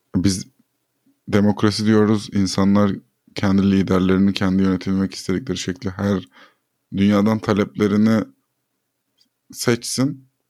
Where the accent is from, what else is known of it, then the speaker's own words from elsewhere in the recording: Turkey; ben bir Türkiye vatandaşıyım